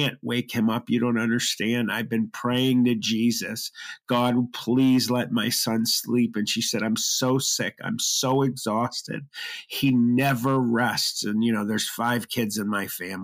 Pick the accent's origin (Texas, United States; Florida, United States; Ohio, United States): Ohio, United States; Youngstown; I was born in Youngstown, Ohio.